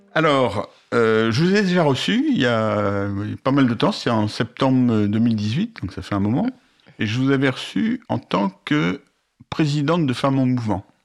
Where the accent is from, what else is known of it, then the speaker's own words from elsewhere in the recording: Paris, Île-de-France, France; je suis né à Paris et que j'ai toujours vécu